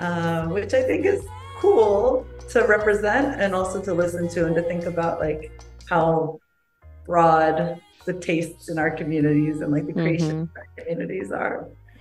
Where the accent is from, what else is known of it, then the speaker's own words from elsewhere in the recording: Virginia, United States; now in Washington, DC, United States; So I grew up in Virginia and for me, DC was like always this space nearby